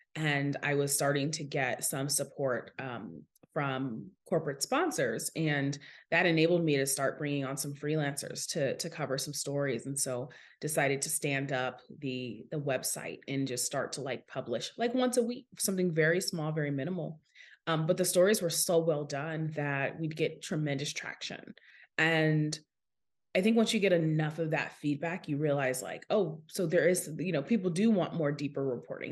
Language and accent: English; Seattle, Washington, United States; So, I'm originally from Seattle, Washington, and that's super relevant to my story because I grew up in the heart of a tech city